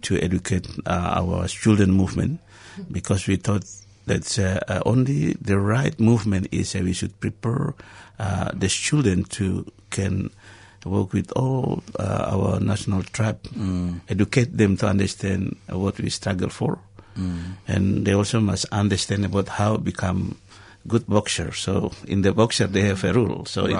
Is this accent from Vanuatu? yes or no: yes; Vanuatu; born there; I was born in Vanuatu.